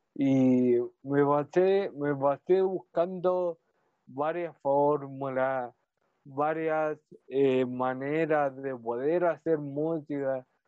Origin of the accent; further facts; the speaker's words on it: Talcahuano, Biobío, Chile; yo, soy de aquí, de Talcahuano, tuvo una, una vida, una niñez relativamente normal